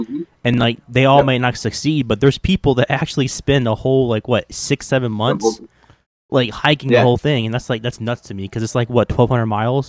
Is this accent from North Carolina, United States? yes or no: no; West Kentucky, United States; I'm from Kentucky, right? So the Appalachian Trail was maybe 4 hours, like, because, like, I lived West Kentucky